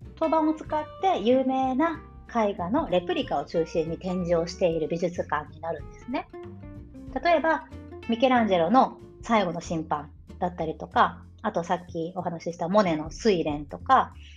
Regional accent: Shikoku, Tokushima, Japan; 私、徳島県の日本の四国の徳島県出身なんですが

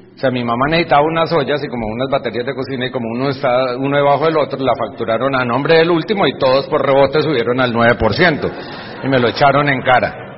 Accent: Bucaramanga, Santander, Colombia; Aquí con mi papá en Bucaramanga, donde yo nací

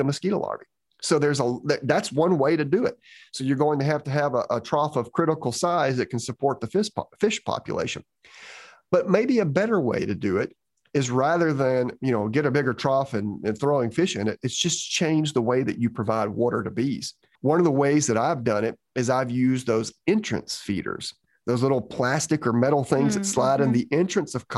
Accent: Georgia, United States; when I was growing up in Georgia

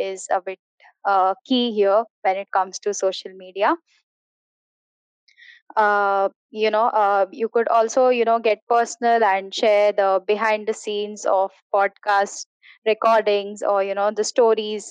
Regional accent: India; I am from India

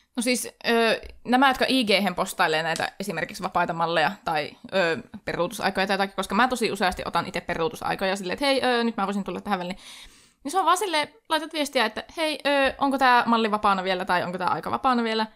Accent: Oulu, North Ostrobothnia, Finland; minä olen Oulusta

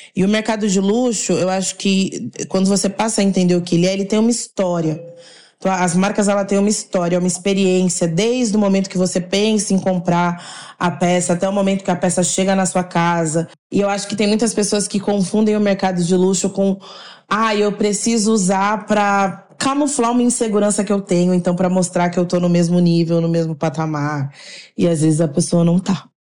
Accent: Caxambu, Minas Gerais, Brazil; E sou nascida em Caxambu

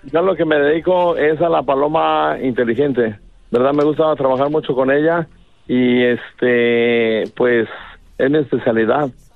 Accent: Guadalajara, Jalisco, Mexico; en Guadalajara, soy de Guadalajara, Jalisco, una colonia que se llama San Andrés, Orgullosamente

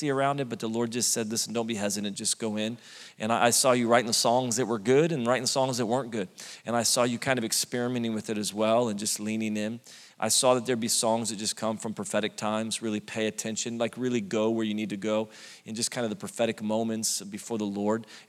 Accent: Redding, California, United States; moved away as an adult; now in Sacramento, United States; Born and raised Reading, California

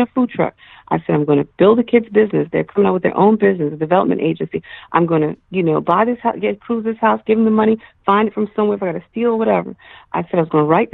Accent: New York, United States; I'm from New York.

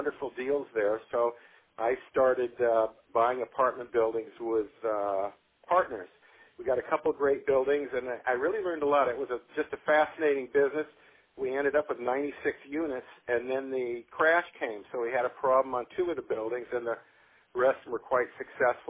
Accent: Palos Verdes, California, United States; I grew up in Palos Verdes

